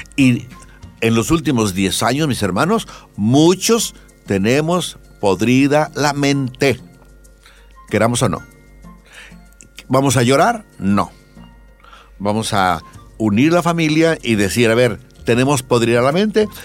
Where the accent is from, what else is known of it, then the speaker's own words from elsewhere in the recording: Bolivia; somos poquitos bolivianos